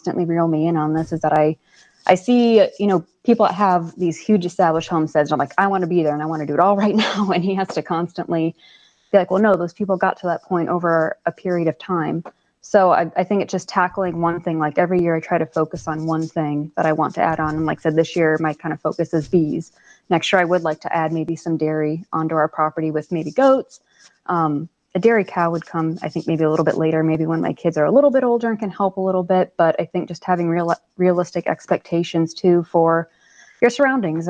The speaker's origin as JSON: {"language": "English", "region": "South Florida", "country": "United States", "tie": "born or raised there", "moved": "yes", "said": "I grew up in South Florida"}